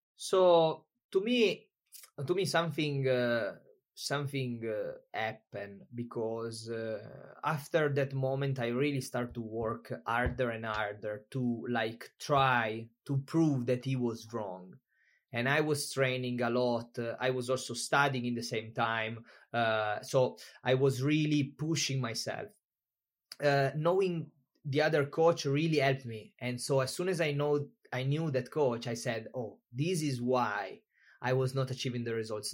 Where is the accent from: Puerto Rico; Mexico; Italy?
Italy; moved away as an adult; also born or lived in Tenerife, Spain; I'm from Italy.